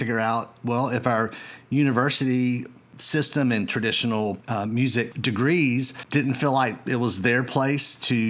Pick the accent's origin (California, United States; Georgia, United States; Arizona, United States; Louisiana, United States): Georgia, United States; And here in my home state of Georgia, we've seen a dramatic increase in the number of school systems who are offering music technology courses